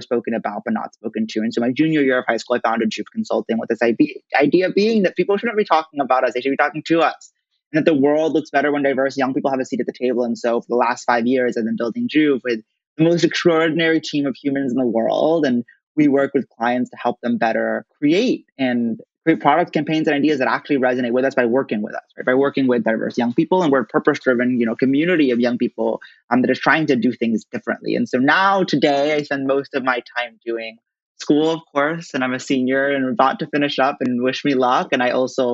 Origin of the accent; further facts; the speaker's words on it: Princeton, New Jersey, United States; grew up in Princeton, New Jersey, which I consider to be the greatest town on earth, where I am right now